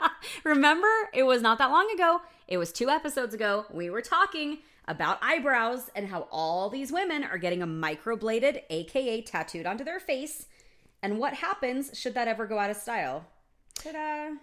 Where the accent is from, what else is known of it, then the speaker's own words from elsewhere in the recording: United States; me as an American